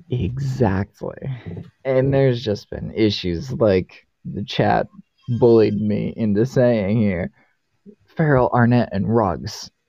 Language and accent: English; Boston, Massachusetts, United States; because I grew up in Boston.